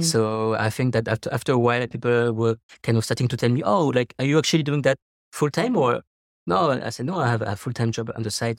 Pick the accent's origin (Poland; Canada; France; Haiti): France; Paris, Île-de-France; moved away as an adult; now in Taiwan; I'm French from Paris